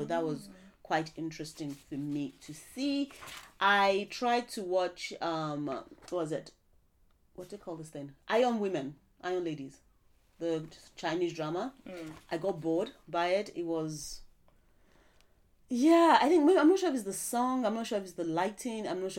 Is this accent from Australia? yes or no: no; Nigeria; we're Nigerian